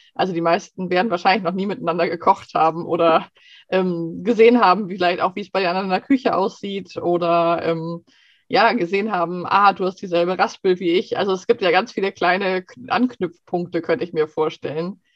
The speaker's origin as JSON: {"language": "German", "country": "Germany", "moved": "yes", "lives_now": "Sweden", "said": "wir als Deutsche"}